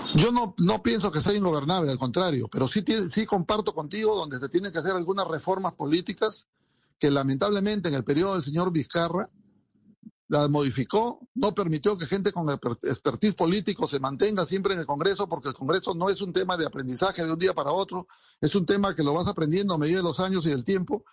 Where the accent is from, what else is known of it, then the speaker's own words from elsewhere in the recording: Peru; tenemos internamente los peruanos